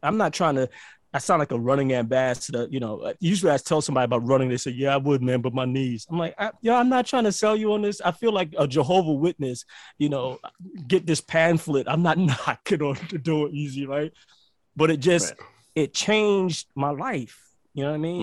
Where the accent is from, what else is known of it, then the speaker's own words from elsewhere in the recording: New York City, New York, United States; moved away; also born or lived in Caribbean; I'm from Brooklyn